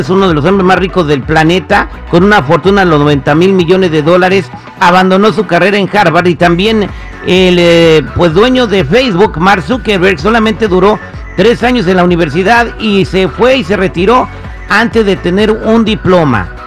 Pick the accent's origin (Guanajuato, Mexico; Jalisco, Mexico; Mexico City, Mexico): Guanajuato, Mexico; León; eh, yo soy de León, Guanajuato, pero eh, yo he mirado chavos que, que se la parten estudiando